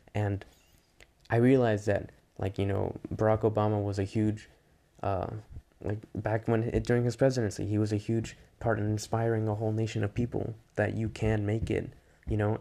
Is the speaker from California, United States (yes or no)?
yes; Bay Area, California, United States; growing up in the Bay Area